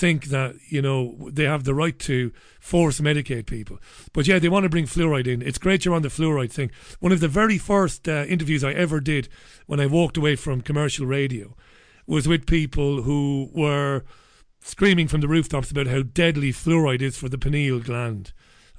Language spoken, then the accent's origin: English; Ireland; accent: Irish; moved away as an adult; also born or lived in Greater Manchester, England; now in Salford, United Kingdom; I come from Ireland